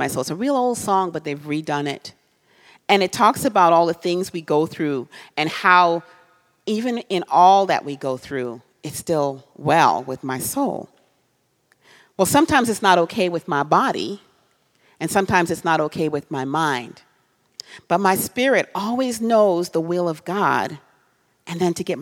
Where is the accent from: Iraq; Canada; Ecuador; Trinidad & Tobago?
Trinidad & Tobago; now in United States; I'm from a different country. I'm from Trinidad.